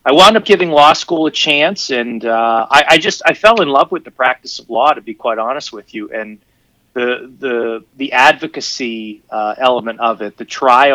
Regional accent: Pittsburgh, Pennsylvania, United States; the real lawyer, is from Pittsburgh, Pennsylvania, right here in the lovely, lovely city of black and gold

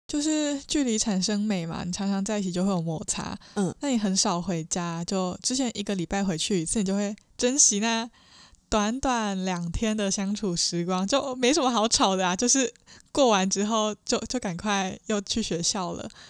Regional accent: Nantou County, Taiwan; also born or lived in Taichung; 我是南投人嘛，然后嗯。学校在台中

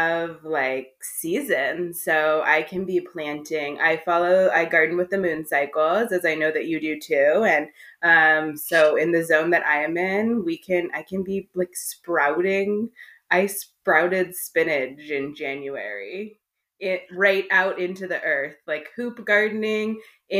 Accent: suburbs of Los Angeles, Southern California, United States; I grew up in Southern California in the suburbs of Los Angeles

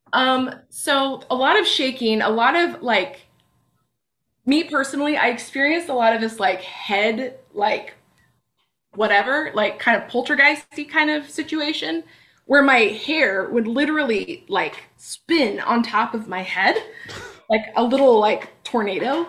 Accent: Bellingham, Washington, United States; in Bellingham, in my hometown

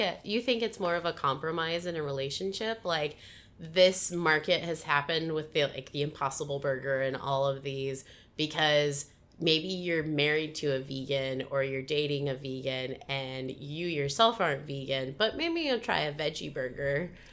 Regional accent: Midwest, United States; moved away; also born or lived in Washington State; I'm from the Midwest originally, and we call pop, we call it pop.

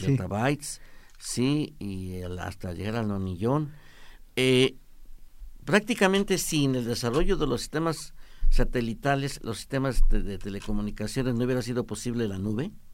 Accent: Mexico

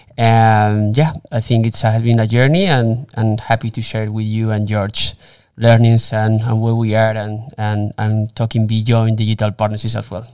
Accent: Spain; moved away as an adult; also born or lived in Germany / Miami; I was, uh, born and raised in Spain.

